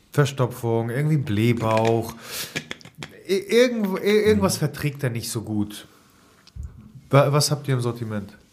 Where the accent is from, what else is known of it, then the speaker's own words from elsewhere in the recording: Hamburg, Germany; hier als Hamburger